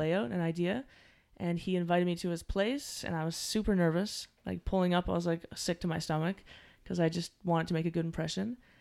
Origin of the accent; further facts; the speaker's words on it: Halifax, Nova Scotia, Canada; I'm, I'm from Halifax, Nova Scotia